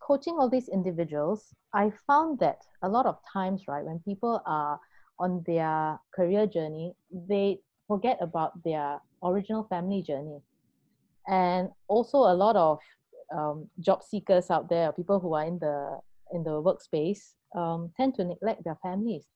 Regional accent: Singapore; And being Singaporean

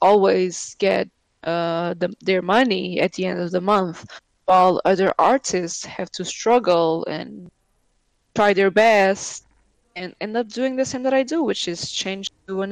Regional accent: Évora, Alentejo, Portugal; moved away as an adult; now in Lisbon, Portugal; I'm from Évora, which is like the capital

